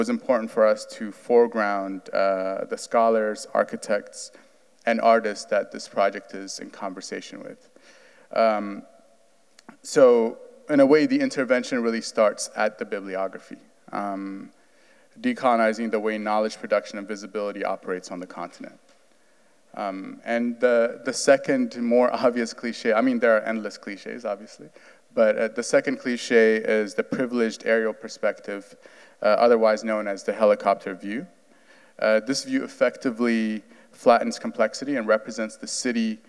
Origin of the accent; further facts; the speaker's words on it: Addis Ababa, Ethiopia; also born or lived in New York City; now in Providence, United States; I am from Addis Ababa, Ethiopia.